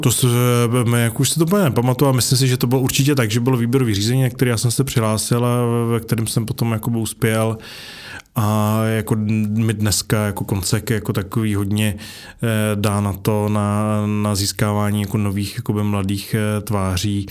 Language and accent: Czech; Karlovy Vary, Karlovy Vary Region, Czechia; jsem vlastně z Karlových varů, původně jako ze Sudet